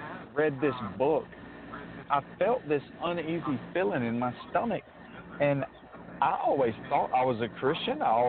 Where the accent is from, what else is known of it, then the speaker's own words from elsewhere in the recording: Mobile, Alabama, United States; also born or lived in Grand Bay, Alabama; I'm from Mobile, Alabama. I grew up till I was 10 in a city named Grand Bay, sort of on the southern tip of Mobile County